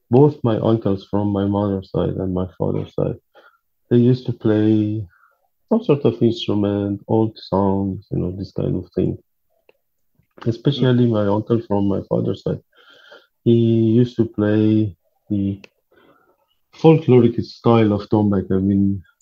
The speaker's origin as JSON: {"language": "English", "town": "Tehran", "region": "Tehran Province", "country": "Iran", "tie": "born or raised there", "second_language": "English", "moved": "yes", "said": "I was born in Tehran in October 1st, 1975."}